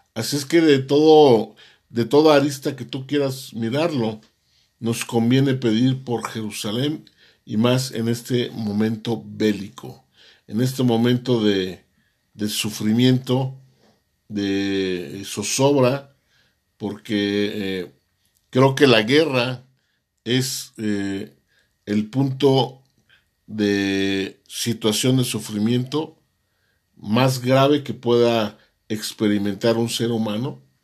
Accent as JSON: {"language": "Spanish", "country": "Mexico", "said": "nosotros como mexicanos"}